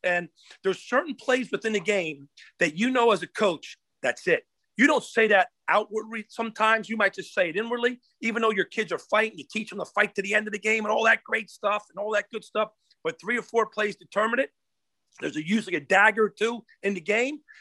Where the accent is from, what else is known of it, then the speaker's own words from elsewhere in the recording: New Jersey, United States; here I am at Rutgers coming from Florida State, North Carolina State, my home state, New Jersey